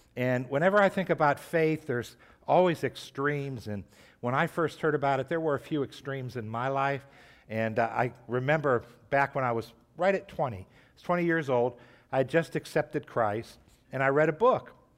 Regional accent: Trumbull County, Ohio, United States; I grew up in, in, in Trumbull County.

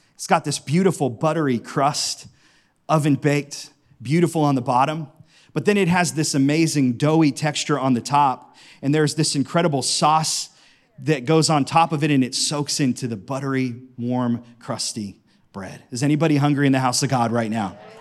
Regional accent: Howland, Ohio, United States; I grew up in Howland, and right down the street from me is one of my favorite Italian restaurants

